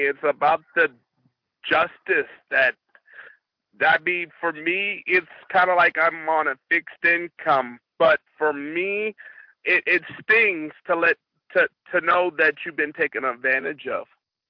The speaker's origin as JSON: {"language": "English", "region": "the South", "country": "United States", "said": "I've been up here for the majority of my life, but I'm from the South, and we have a lot more benefits here in the North than we do in the South."}